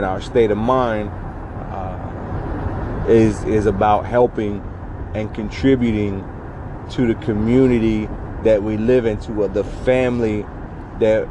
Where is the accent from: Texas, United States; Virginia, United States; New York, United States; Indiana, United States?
Virginia, United States; Southwest; I grew up in Southwest Virginia.